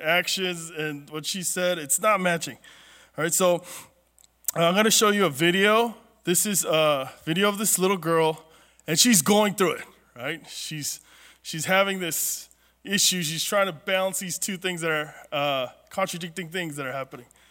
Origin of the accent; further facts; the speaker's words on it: Southern California, United States; I grew up in Southern California where ever since we were little, there was always a drought